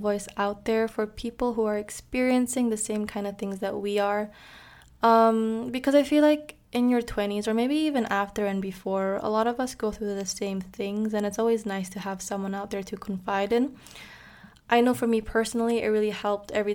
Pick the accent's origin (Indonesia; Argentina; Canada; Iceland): Indonesia; moved away as an adult; also born or lived in Netherlands; I am originally from Indonesia. I was born and raised there, but I moved to the Netherlands to pursue my bachelor's degree